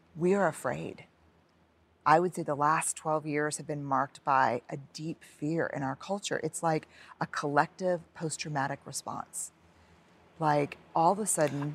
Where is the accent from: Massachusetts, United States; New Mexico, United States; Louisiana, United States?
Louisiana, United States; New Orleans; born or raised there